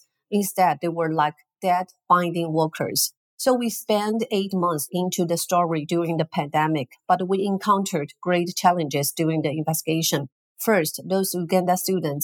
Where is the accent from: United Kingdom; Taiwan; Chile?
Taiwan; from Taiwan